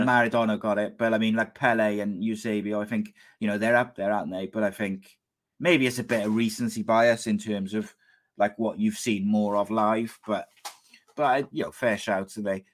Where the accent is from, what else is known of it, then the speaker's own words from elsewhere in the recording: Wales, United Kingdom; I'm Welsh